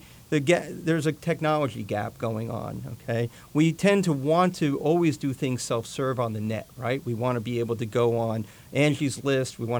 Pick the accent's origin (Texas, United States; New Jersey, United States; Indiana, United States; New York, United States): New Jersey, United States; Jersey Shore; I grew up here in Jersey on the Jersey Shore